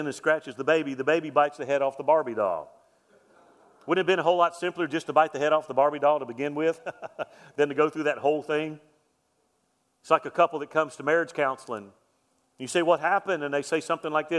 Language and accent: English; Mobile, Alabama, United States; When I was a kid, I grew up in West Mobile, Alabama